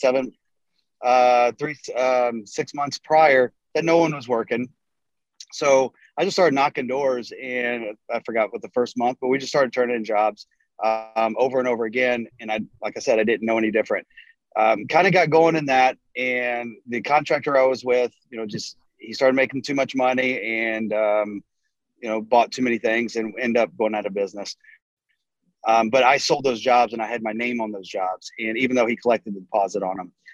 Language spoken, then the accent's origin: English; North Carolina, United States; now in Texas, United States; I grew up in North Carolina, moved to Texas uh, about 20 years ago